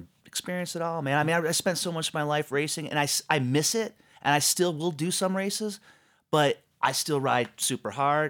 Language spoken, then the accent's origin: English; Michigan, United States; So I grew up in Southeast Michigan.